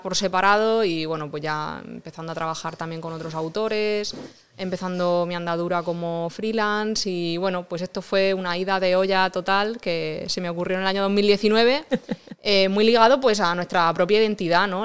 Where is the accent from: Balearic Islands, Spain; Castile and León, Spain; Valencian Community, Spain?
Valencian Community, Spain; Rojales; soy de Rojales